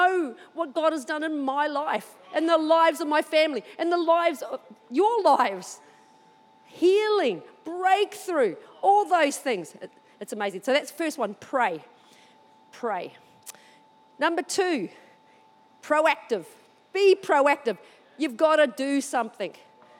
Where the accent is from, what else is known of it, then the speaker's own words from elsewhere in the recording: New Zealand; now in Australia; Even though I live here, this thing still call New Zealand home sometimes